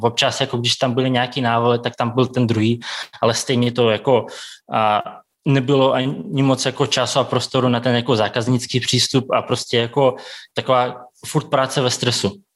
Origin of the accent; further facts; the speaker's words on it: Tomsk, Tomsk Oblast, Russia; Czech is a second language; moved away as an adult; also born or lived in Kazakhstan; now in Prague, Czechia; pak jsme s maminkou přestěhovali do Ruska, tam jsem byl sedm let, takže jsem tam dodělal jako tu střední školu